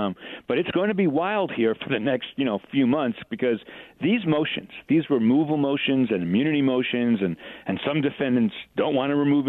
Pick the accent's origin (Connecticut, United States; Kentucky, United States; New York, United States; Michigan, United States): New York, United States; now in Atlanta, United States; I'm from New York and I've spent a lot of time there.